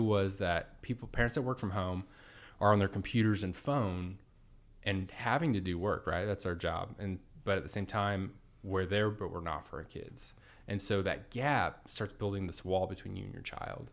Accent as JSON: {"language": "English", "town": "Edmond", "region": "Oklahoma", "country": "United States", "tie": "born or raised there", "said": "born and raised in Edmond, Oklahoma"}